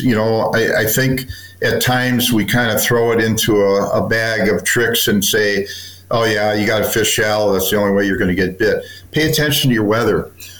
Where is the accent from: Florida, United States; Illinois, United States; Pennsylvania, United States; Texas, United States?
Illinois, United States; Chicago; I'm from Chicago. Yes.